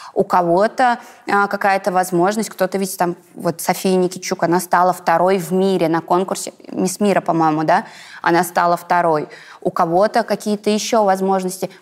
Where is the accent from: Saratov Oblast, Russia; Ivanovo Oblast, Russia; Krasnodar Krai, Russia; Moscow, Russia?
Ivanovo Oblast, Russia; Kokhma; я такая пупсик из Иванской области